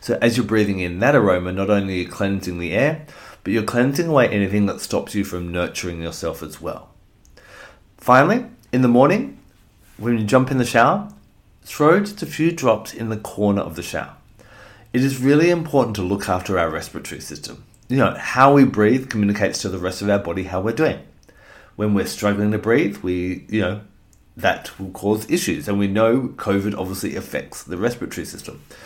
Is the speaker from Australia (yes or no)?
yes; Australia; as an Australian